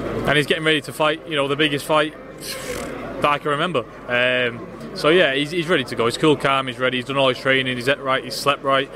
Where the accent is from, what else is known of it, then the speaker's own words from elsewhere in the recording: United Kingdom; a Brit